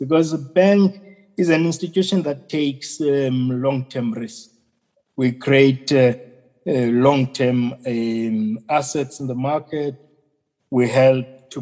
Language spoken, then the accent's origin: English; South Africa; our country